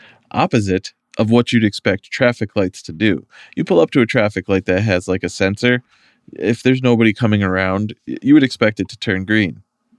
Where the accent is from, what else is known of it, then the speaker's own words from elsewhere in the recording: Massachusetts, United States; now in Worcester, United States; You know what's crazy is like I'm a transplant. I came from Western Mass. Like, Western Mass was never big to me, but it was big in the sense that like once you know where you're going, like it takes a while to get there.